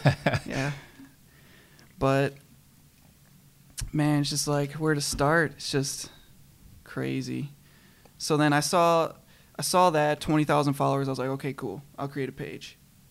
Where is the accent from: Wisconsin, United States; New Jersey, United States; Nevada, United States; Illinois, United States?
Wisconsin, United States; Kenosha; I'm from Wisconsin. Born and raised in Kenosha.